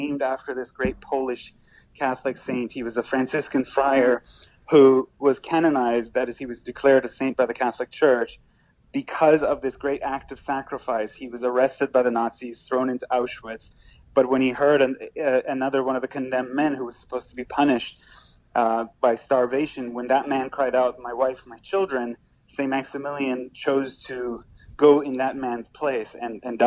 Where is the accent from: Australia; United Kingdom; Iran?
Iran; now in United States; I'm an immigrant from Iran